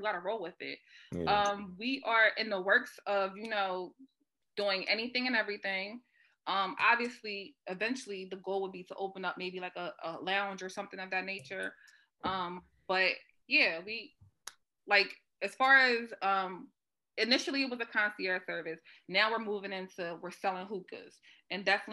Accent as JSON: {"language": "English", "town": "Wilmington", "country": "United States", "tie": "born or raised there", "said": "obviously I grew up over Northside, I'm from Northside. My parents still live in that neighborhood."}